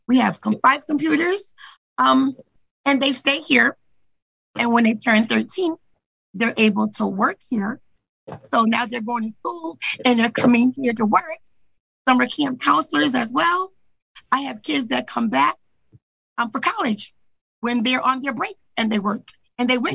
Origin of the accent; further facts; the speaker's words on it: United States; also born or lived in Brooklyn, New York; a kid that grew up here and knew what it was. Because I knew what it was. I came from Brooklyn, and I came here when I was 5 at 99 on Garden, one block over.